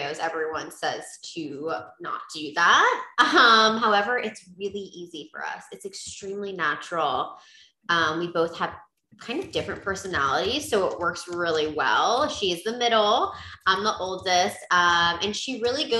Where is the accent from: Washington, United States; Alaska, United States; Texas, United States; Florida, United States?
Florida, United States; St. Petersburg; also born or lived in Oakland, California; my parents moved to St. Pete, Florida when I was pretty young. I was about 5 and I was raised here and I've stayed.